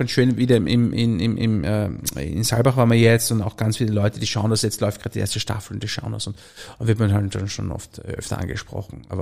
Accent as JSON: {"language": "German", "region": "Salzburg", "country": "Austria", "said": "ich habe zwei Töchter, wir leben auf einem Bauernhof und eine Frau und äh, wir sind eine Salzburger Bauernfamilie"}